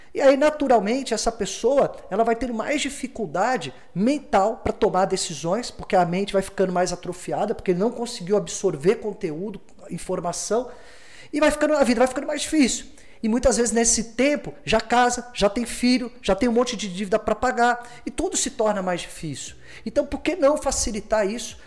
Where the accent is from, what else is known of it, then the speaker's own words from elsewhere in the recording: Rio de Janeiro, Brazil; Eu venho do Morisem Simples, morei entre duas favelas, subúrbio do Rio